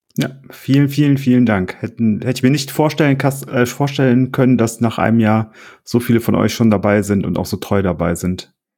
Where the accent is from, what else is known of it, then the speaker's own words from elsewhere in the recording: Oberbergisches Land, North Rhine-Westphalia, Germany; als Oberberger